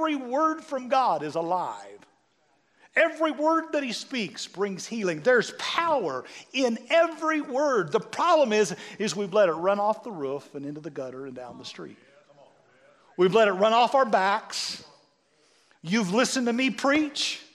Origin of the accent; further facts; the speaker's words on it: Severy, Kansas, United States; I grew up in Severy, Kansas